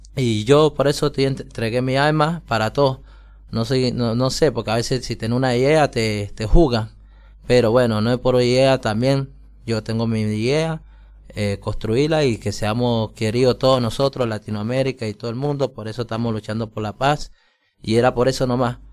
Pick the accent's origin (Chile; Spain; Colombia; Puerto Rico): Colombia; now in Mendoza, Argentina; como en Colombia, que yo crecí en mi país